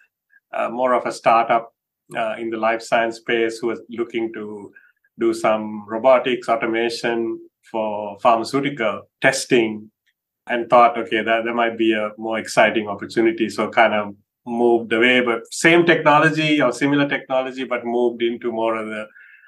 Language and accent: English; Sri Lanka; moved away as an adult; now in United States; Grew up in Sri Lanka, and then after high school, came to the US in the late 80s